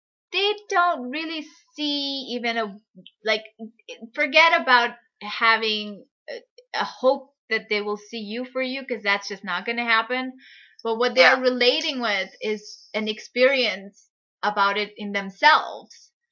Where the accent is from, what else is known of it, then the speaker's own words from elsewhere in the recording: India; I'm from India